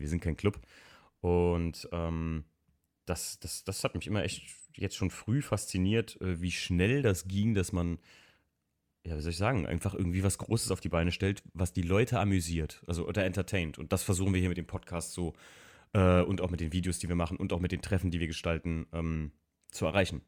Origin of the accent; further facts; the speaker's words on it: Eifel, Germany; bei uns in der Eifel